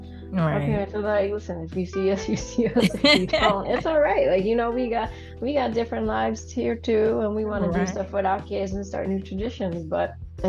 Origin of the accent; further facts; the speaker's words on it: United States; I'm first generation. My parents came here as immigrants